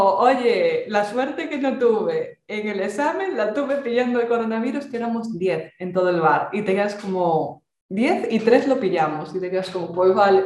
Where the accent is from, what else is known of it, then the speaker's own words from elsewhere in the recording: Galicia, Spain; accent: Galician; yo, por si no se notó el acento, ya lo comenté el otro día, yo soy gallega